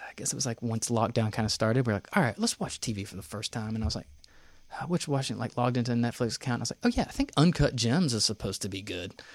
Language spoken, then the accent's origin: English; Knoxville, Tennessee, United States; moved away; also born or lived in New York; I grew up in Knoxville, uh, born and raised in Vestal.